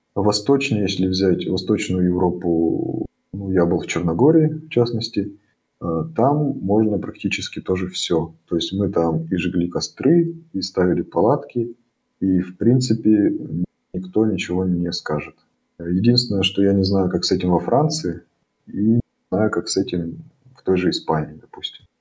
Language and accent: Russian; Russia; now in Germany; Мы говорим, мы из России.